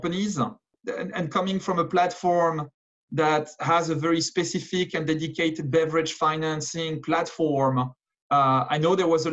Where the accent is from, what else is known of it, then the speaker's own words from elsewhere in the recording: France; moved away as an adult; also born or lived in London, United Kingdom; now in New York, United States; I was born and educated in France, but moved out of the country back in 2007